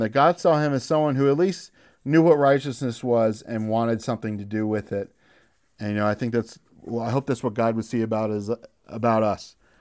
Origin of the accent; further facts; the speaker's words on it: United States; As American